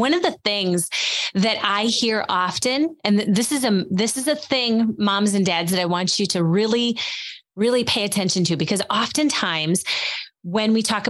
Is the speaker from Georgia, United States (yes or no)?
no; Wisconsin, United States; we are from Wisconsin